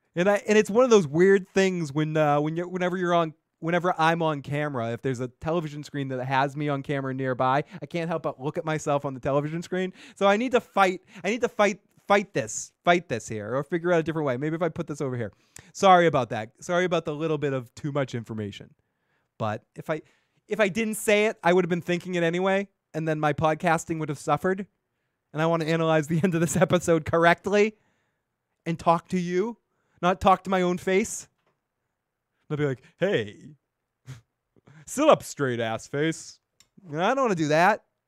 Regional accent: a town next to Marblehead, Massachusetts, United States; accent: Boston; also born or lived in Salem, Massachusetts; I grew up a fucking town over

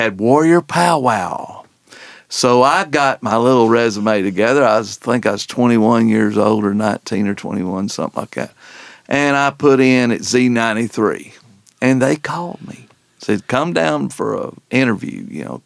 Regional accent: Canton, Georgia, United States; Canton, Georgia

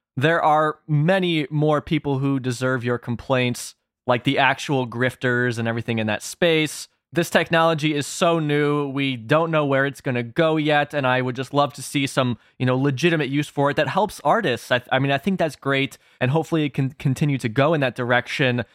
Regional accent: Chicago, Illinois, United States; I'm from the Chicago area

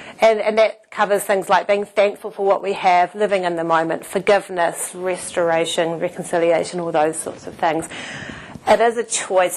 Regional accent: Palmerston North, Manawatū-Whanganui, New Zealand; moved away as an adult; also born or lived in Auckland / Japan; I was from Palmerston North. I went to Auckland.

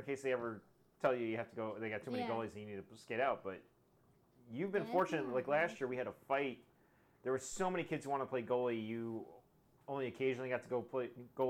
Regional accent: Michigan, United States; I was born in Michigan.

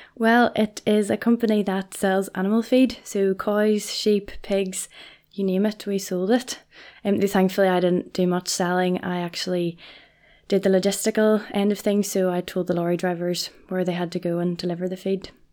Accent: Portadown, Northern Ireland, United Kingdom; I am from Portadown

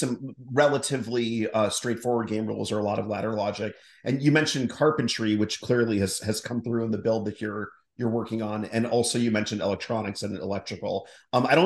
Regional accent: northeastern Ohio, United States; moved away; I'm from Ohio as well, originally

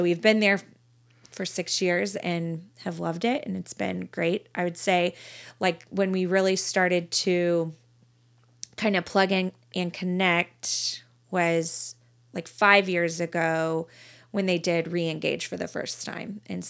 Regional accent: Colleyville, Texas, United States; In Colleyville.

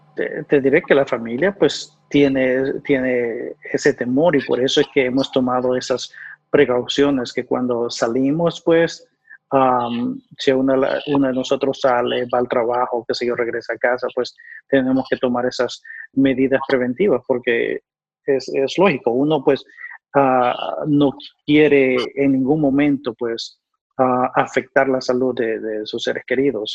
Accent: El Salvador; moved away as an adult; also born or lived in New York; now in North Carolina, United States; soy nativo de El Salvador

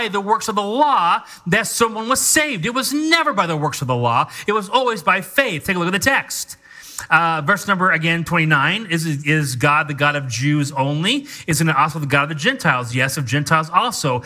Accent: United States; I'm an American

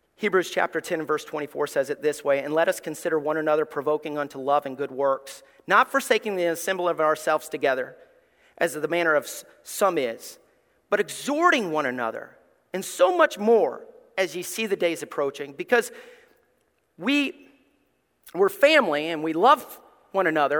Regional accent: Somerville, Alabama, United States; also born or lived in East Tennessee / Gray; now in Ohio, United States; I grew up in Somerville, Alabama. It's like Mayberry

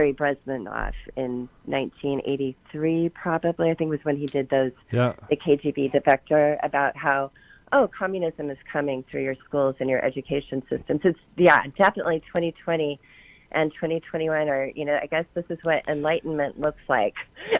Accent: Portland, Oregon, United States; moved away; I grew up in Portland, third generation Portlander

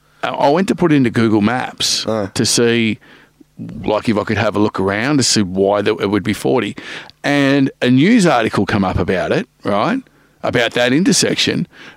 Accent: Geelong, Victoria, Australia; I'm from Geelong, you know, we drive a horse and cart around

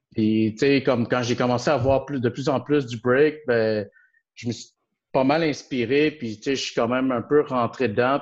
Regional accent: Montreal, Quebec, Canada; je suis comme vraiment un vrai, de vrai Montréalais. J'ai grandi un peu dans tous les quartiers.

